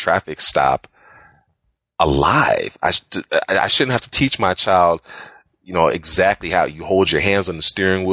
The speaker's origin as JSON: {"language": "English", "town": "Chicago", "region": "Illinois", "country": "United States", "moved": "yes", "lives_now": "Jacksonville, United States", "said": "I'm from Chicago originally, currently living in Jacksonville, Florida."}